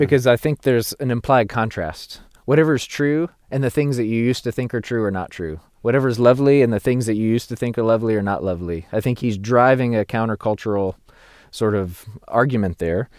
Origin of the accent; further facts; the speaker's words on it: the Bible Belt, United States; being an American Christian and through my cultural place of being a Christian in the Bible Belt